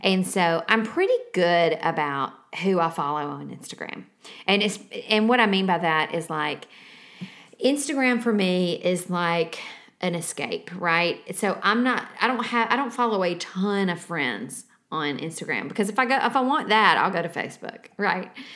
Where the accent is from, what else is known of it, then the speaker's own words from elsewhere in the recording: the South, United States; we are from the South